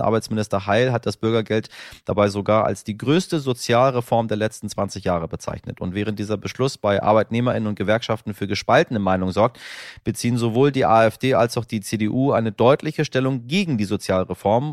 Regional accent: Northern Germany, Germany; als Norddeutscher

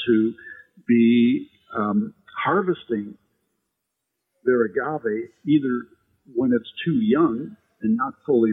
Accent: Midwest, United States; also born or lived in Sonoma County, California; now in New York, United States; Growing up in the Midwest

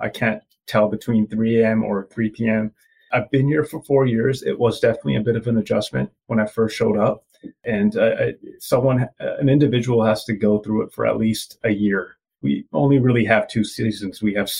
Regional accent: Canada; born there; I am East Indian. I was born in Canada, and my mom and dad are from India, and the culture we follow is Punjabi.

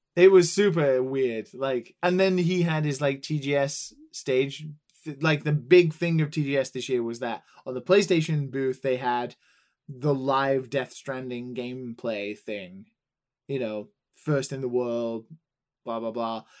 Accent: England, United Kingdom; now in Tokyo, Japan; I'm English

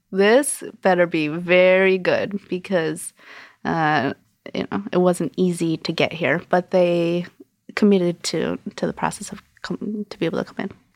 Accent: Connecticut, United States; moved away as an adult; also born or lived in New York City / Brooklyn; now in New York, United States; I'm from Connecticut. I moved to New York in two thousand

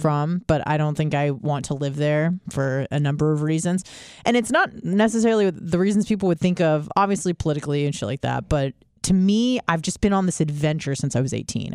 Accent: California, United States; I was from California

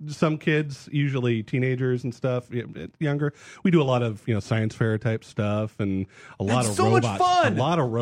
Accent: Bay Area, California, United States; also born or lived in New Jersey / Pittsburgh; grew up from like age 4 on out in the Bay Area

